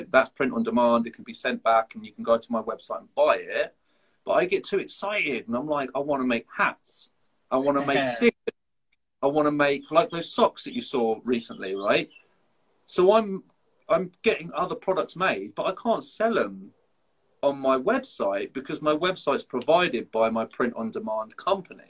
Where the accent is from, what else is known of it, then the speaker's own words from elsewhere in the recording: Folkestone, South East England, United Kingdom; moved away; I grew up in Folkestone